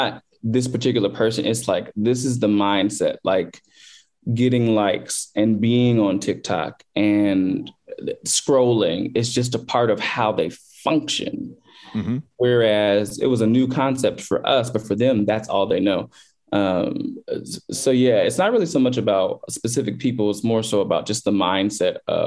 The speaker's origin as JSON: {"language": "English", "town": "Chicago", "region": "Illinois", "country": "United States", "tie": "born or raised there", "said": "I grew up in the South suburbs of Chicago"}